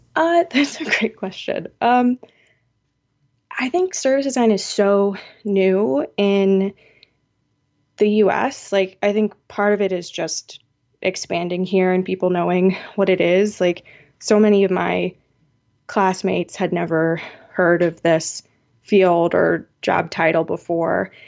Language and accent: English; Seattle, Washington, United States; my hometown of Seattle